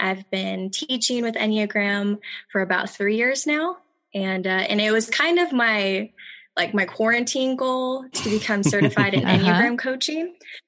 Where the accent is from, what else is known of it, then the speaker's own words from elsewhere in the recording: St. Louis, Missouri, United States; now in Orlando, United States; So my family and I moved from St. Louis, Missouri in 2004. And we currently live in Orlando, Florida.